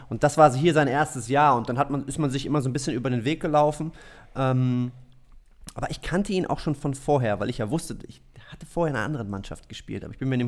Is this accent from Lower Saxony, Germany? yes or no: yes; Braunschweig, Lower Saxony, Germany; Nee, ich komme aus Braunschweig ursprünglich.